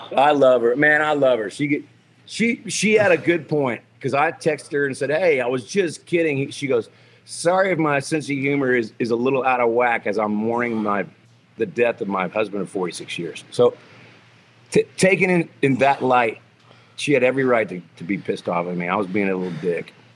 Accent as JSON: {"language": "English", "region": "Texas", "country": "United States", "said": "a guy from Texas that's proud of being a Texan like I am"}